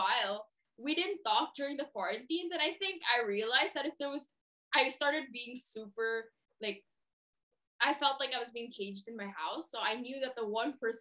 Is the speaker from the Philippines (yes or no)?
yes; Philippines; I'm Filipino